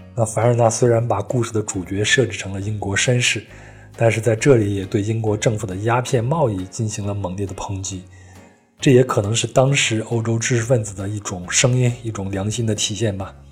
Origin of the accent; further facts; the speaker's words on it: China; 我们中国人